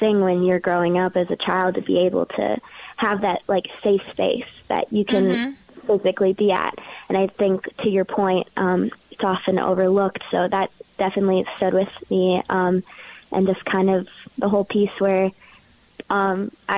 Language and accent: English; Richfield, Minnesota, United States; I'm from Richfield, Minnesota, so kind of born and raised in Minneapolis